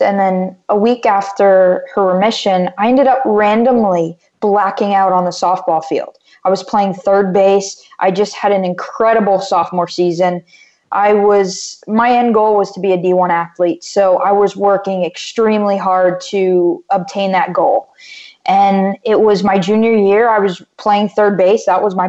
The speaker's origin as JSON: {"language": "English", "town": "Wellington", "region": "Florida", "country": "United States", "tie": "born or raised there", "also_born_or_lived": "Davie, Florida", "said": "I was born in Davie, Florida, and I moved up to Wellington, Florida, about an hour north when I was around 3.5"}